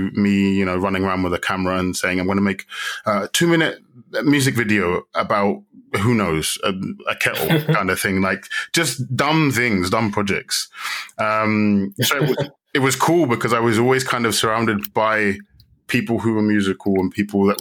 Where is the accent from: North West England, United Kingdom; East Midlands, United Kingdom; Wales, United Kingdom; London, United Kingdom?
London, United Kingdom; moved away as an adult; also born or lived in Ghana; now in Madrid, Spain; born and raised in London